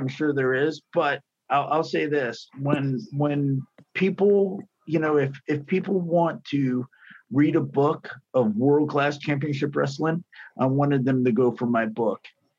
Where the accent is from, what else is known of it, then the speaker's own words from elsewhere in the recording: Dallas, Texas, United States; I grew up in Dallas.